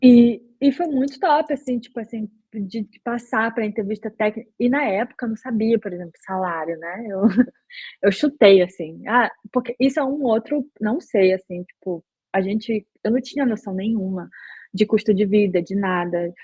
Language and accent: Portuguese; Belém, Pará, Brazil; moved away as an adult; also born or lived in Porto Alegre, Brazil; now in Berlin, Germany; eu sou de Belém do Pará, terra da Joelma